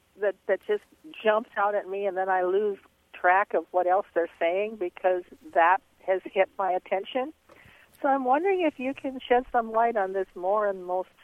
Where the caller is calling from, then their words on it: Tallahassee, Florida, United States; I'm from Tallahassee, Florida.